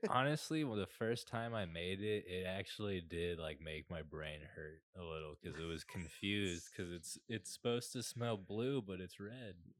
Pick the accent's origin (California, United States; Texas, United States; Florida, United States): Texas, United States; Fort Worth; I was born in Fort Worth